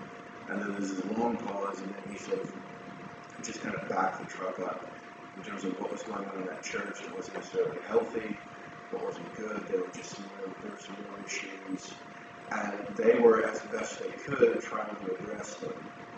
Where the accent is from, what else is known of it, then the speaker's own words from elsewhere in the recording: Fremont, United States; also born or lived in Sioux Falls, South Dakota; to do something I swore I would never do, come back to my hometown. If you counted my family, we had five families. We had $35,000. And that was in July of 2010. We moved back to Fremont.